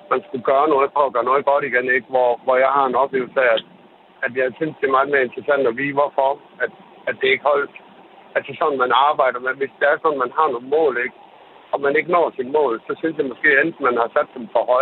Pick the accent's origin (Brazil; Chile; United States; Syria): Brazil; jeg er fra Brasilien